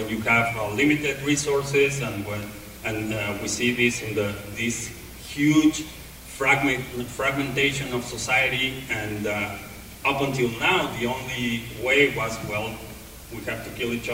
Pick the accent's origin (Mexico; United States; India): Mexico; I grew up in Mexico